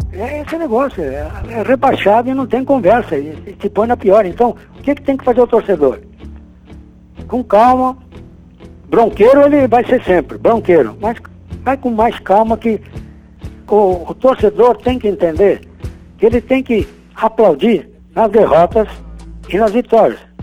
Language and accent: Portuguese; Santa Catarina, Brazil; moved away; also born or lived in Porto Alegre / Londrina; Mas não sou gaúcho não, viu? Sou catarinense.